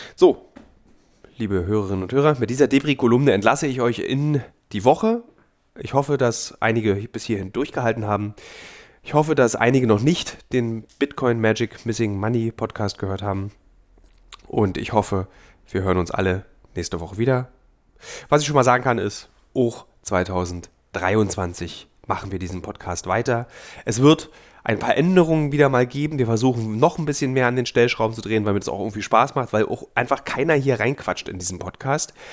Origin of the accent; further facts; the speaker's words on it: Berlin, Germany; Meine Heimatstadt Berlin